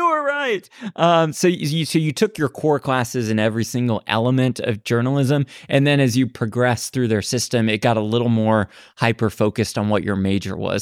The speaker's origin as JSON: {"language": "English", "town": "Dallas", "region": "Texas", "country": "United States", "also_born_or_lived": "Los Angeles, United States", "moved": "yes", "lives_now": "Las Vegas, United States", "said": "I'm from Dallas originally went to school at USC"}